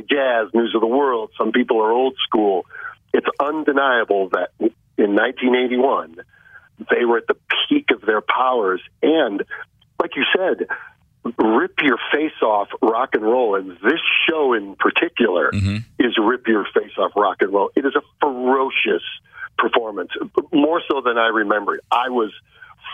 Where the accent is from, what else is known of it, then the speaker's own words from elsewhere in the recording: Chicago, Illinois, United States; I'm a city kid. I grew up in Chicago